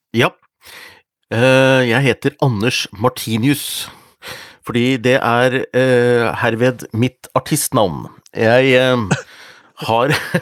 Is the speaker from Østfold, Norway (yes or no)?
no; Hundalen, Nordland, Norway; moved away; i familien min hjemme, hjemme i Hundalen